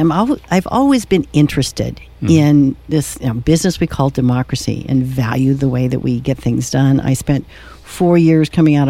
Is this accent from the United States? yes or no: yes; Kansas, United States; moved away as an adult; also born or lived in Flint Hills, Kansas / Washington, D.C.; now in Atascadero, United States; I grew up in Kansas